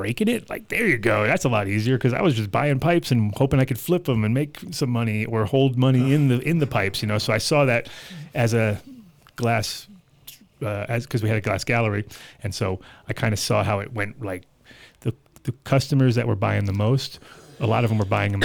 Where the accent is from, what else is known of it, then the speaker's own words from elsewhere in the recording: New York, United States; we're New Yorkers